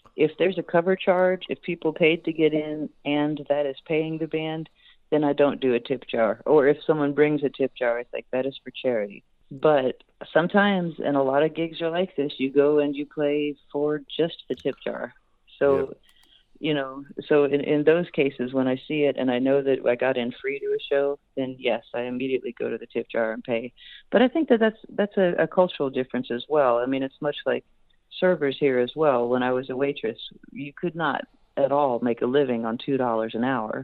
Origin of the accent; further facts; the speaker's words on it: Houston, Texas, United States; I actually grew up in Houston